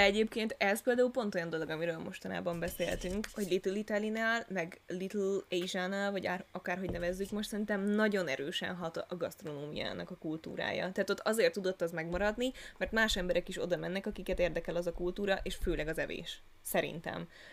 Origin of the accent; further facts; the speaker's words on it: Budapest, Hungary; budapesti vagyok